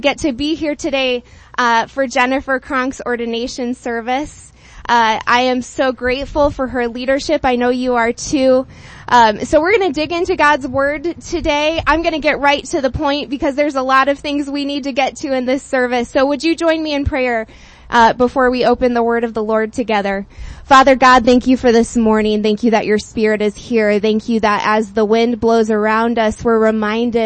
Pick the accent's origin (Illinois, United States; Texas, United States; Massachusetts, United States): Illinois, United States; Chicago; I come from the Chicagoland, which is affectionately known as the Windy City